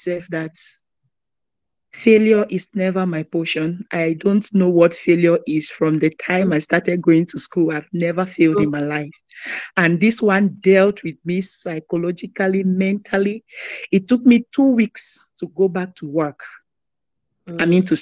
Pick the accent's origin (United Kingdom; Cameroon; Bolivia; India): Cameroon; now in Greensboro, United States; I'm from Cameroon, international student.